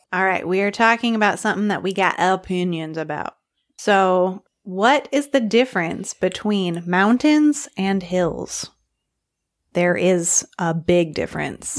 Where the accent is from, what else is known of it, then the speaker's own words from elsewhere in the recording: Arkansas, United States; I'm from Arkansas